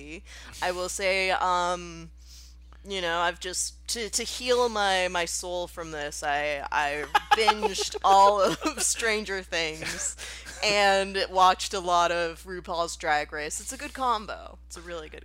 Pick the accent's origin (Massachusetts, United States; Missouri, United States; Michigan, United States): Massachusetts, United States; I'm from Massachusetts